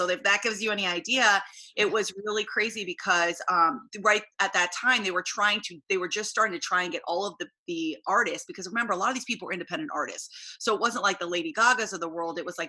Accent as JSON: {"language": "English", "town": "Boston", "region": "Massachusetts", "country": "United States", "tie": "born or raised there", "also_born_or_lived": "Ohio", "moved": "as an adult", "said": "I grew up in Boston, so I grew up on the East Coast, and both my parents were educators."}